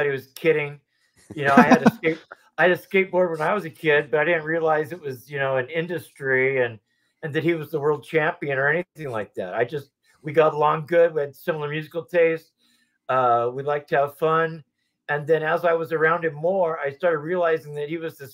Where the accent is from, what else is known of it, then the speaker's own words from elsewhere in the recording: Anaheim, California, United States; also born or lived in Merced, California; I was going to high school up here in Merced, California, and I was originally from Southern California, Anaheim area.